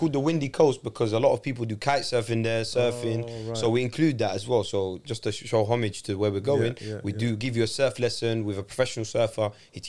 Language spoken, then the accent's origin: English; Morocco; I'm from Kaza.